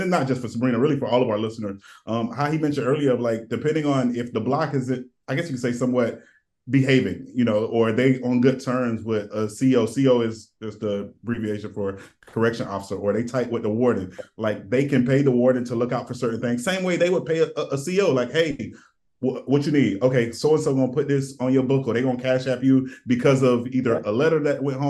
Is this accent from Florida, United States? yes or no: yes; Polk County, Florida, United States; born or raised there